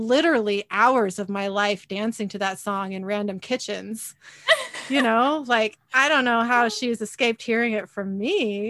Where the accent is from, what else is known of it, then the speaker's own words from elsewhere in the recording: Kent, Washington, United States; also born or lived in Federal Way; I was living in the house I grew up in Kent.